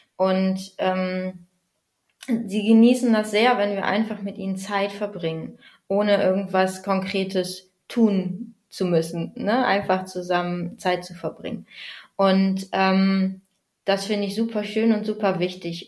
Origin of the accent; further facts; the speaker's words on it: Bad Bentheim, Lower Saxony, Germany; ich äh, komme aus Bad Bentheim, da wohne ich derzeit an der niederländischen Grenze direkt